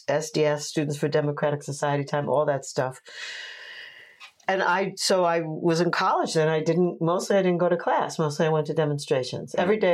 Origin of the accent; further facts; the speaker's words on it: Oceanside, New York, United States; also born or lived in Brooklyn, New York / Washington, D.C.; And I grew up in Oceanside, New York, and on Fire Island.